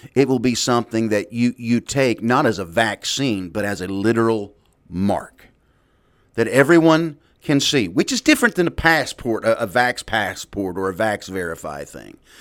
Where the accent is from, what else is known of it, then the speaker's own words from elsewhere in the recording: United States; I'm a Christian before I'm an American